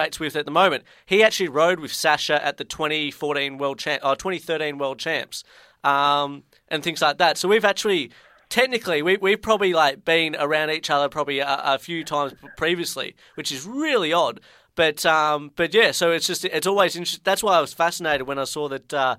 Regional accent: Ballarat, Victoria, Australia; moved away; I'm actually from Ballarat originally

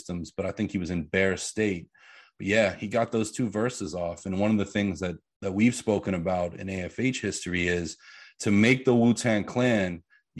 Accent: Pittsburgh, Pennsylvania, United States; I grew up in Pittsburgh. So Pennsylvania

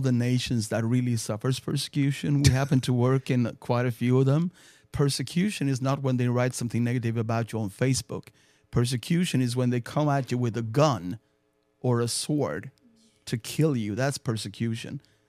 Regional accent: Sweden; English is a second language; I grew up in the Lutheran Church, mm-hmm. which is a state church of Sweden.

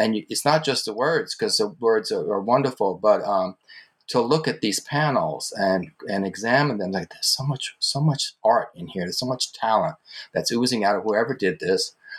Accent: New Orleans, Louisiana, United States; I grew up in Louisiana. And the culture shifts from region to region in the country, but it happens every single place. I want to tell you, when I moved from New Orleans to New York

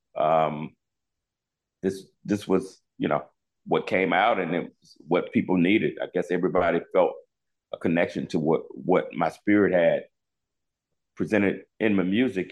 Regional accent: Charlotte, North Carolina, United States; I was from Charlotte, North Carolina, where … came from

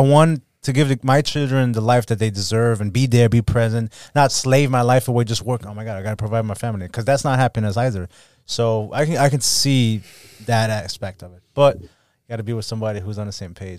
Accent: Germany; now in Miami, United States; I was born and raised in Germany. I have seven siblings

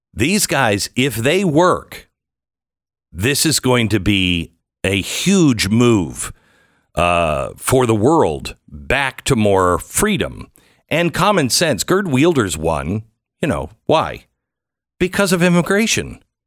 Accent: Pacific Northwest, United States; I'm from the Pacific Northwest

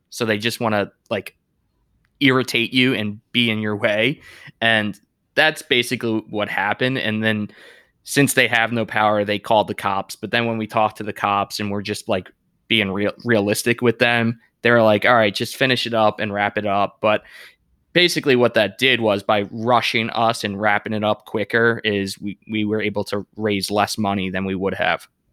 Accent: Deer Park, New York, United States; moved away as an adult; now in Charlotte, United States; I grew up in Deer Park, and all my friends, their dads and, and moms also grew up in Deer Park.

